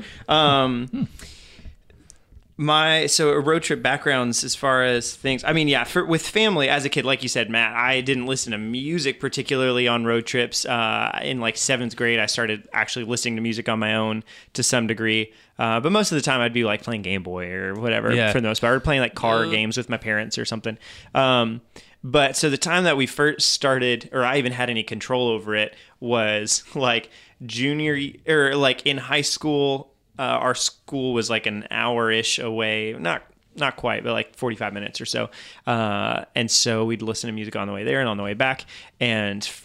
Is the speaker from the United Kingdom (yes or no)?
no; Belgium; moved away; I was growing up in Belgium